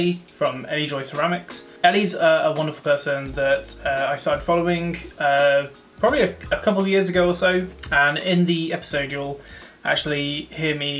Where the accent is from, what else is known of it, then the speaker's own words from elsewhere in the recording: Rugby, West Midlands, United Kingdom; now in Coventry, United Kingdom; I'm from Rugby, but we're now living in Coventry.